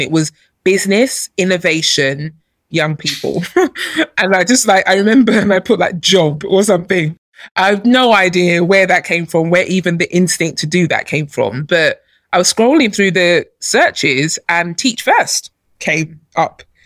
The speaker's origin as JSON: {"language": "English", "region": "London", "country": "United Kingdom", "tie": "born or raised there", "also_born_or_lived": "Nigeria", "said": "I grew up in London. I was born in Nigeria, but I came here as a baby, and I, I you know, I grew up here"}